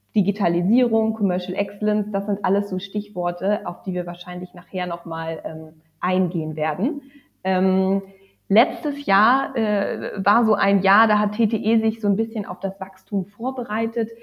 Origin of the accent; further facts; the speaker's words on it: lastly Lübeck, Northern Germany, Germany; also born or lived in Hamburg / Oslo; ich bin aufgewachsen im Norden von Deutschland, also jetzt zuletzt in Lübeck